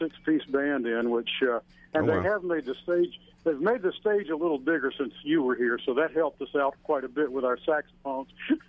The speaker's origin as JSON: {"language": "English", "town": "Pascagoula", "region": "Mississippi", "country": "United States", "tie": "born or raised there", "said": "And I grew up in Pascagoula, Mississippi, on the Upper Gulf Coast."}